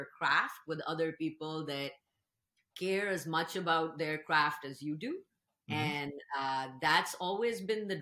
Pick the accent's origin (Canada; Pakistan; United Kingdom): Pakistan; moved away as an adult; now in Seattle, United States; I grew up in Pakistan